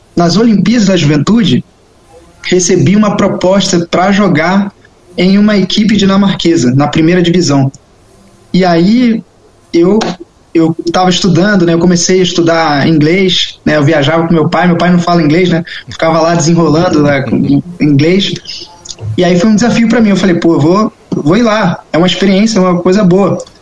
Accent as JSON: {"language": "Portuguese", "region": "Rio de Janeiro", "country": "Brazil", "tie": "born or raised there", "also_born_or_lived": "Europe", "moved": "yes", "said": "porque é a minha casa, é onde eu conheço, cresci lá"}